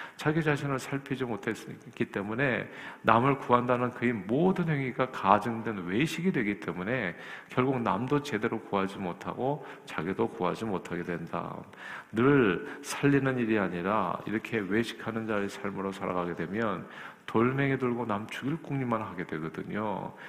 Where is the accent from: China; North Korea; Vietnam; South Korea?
South Korea; now in United States; 저도 한국 사람 중에 한 사람으로서